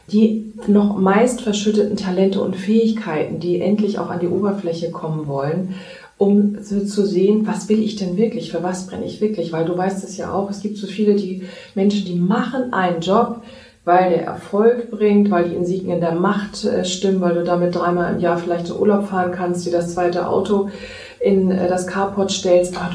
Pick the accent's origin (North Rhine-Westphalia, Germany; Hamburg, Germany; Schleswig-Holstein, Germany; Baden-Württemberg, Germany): Hamburg, Germany; moved away as an adult; now in Ovendorf, Germany; Und da bin ich vor zwei Jahren einfach auf die Entschleunigungsspur gegangen und aus Hamburg, aus meiner Heimatstadt rausgezogen in die Nähe von Travemünde und wohne jetzt in einem 236 Seelendorf namens Ovendorf.